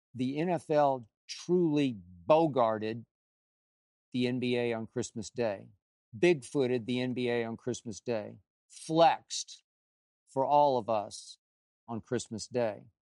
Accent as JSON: {"language": "English", "town": "Oklahoma City", "region": "Oklahoma", "country": "United States", "tie": "born or raised there", "moved": "as an adult", "said": "Growing up in Oklahoma City, we didn't have a lot of money"}